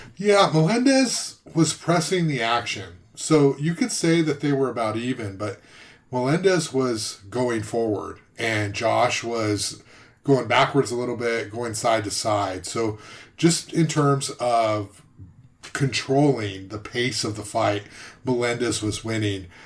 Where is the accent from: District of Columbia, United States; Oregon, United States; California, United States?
California, United States; Southern; I'm from Southern California.